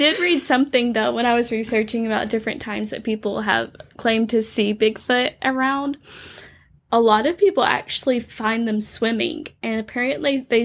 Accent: Alabama, United States; Alabama is pretty wooded.

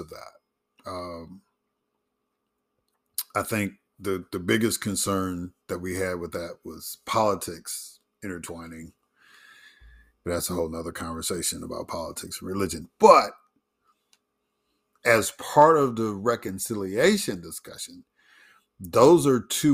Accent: Chicago, Illinois, United States; moved away; also born or lived in Mississippi; growing up in Chicago and living in Mississippi for a long time

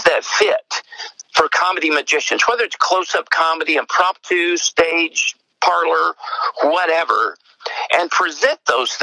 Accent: East Tennessee, United States; accent: East Tennessee; now in Johnson City, United States; I'm in Johnson City, Tennessee. And so you can probably tell, I mean, the accent, a lot of people think I'm from Australia. I get that a lot. Where are you really from? Is that Australia or English? And I always have to tell them, no, it's East Tennessee

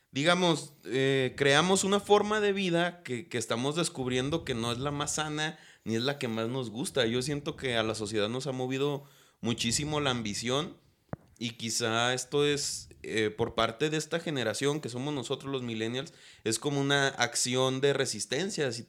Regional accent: Guadalajara, Jalisco, Mexico; now in Tepatitlán, Mexico; pues yo soy de Guadalajara, o sea, mi familia es de Guanatos. Yo viví poquitos años allá

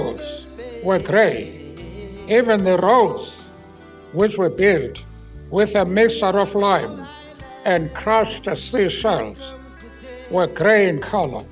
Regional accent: Eastern Cape, South Africa; I was born in the Eastern Cape. It is a very beautiful part of our land.

